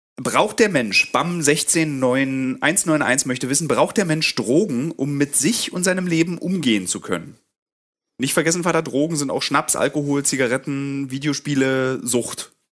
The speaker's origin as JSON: {"language": "German", "country": "Germany", "said": "als Deutsche"}